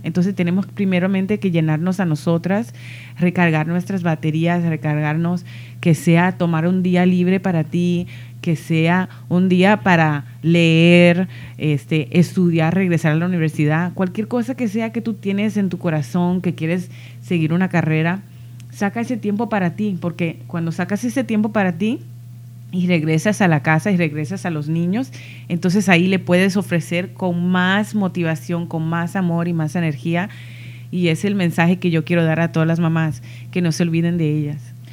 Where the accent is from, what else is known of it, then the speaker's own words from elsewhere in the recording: New York City, New York, United States; soy de, Nueva York, soy de Queens